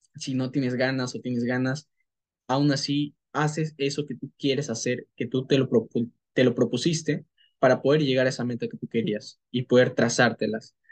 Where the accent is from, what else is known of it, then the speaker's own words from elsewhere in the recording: Peru; soy de Perú y soy marketer profesional